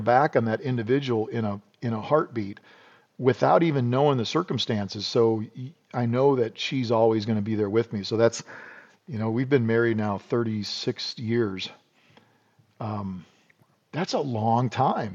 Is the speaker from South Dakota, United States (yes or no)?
yes; South Dakota, United States; I grew up in South Dakota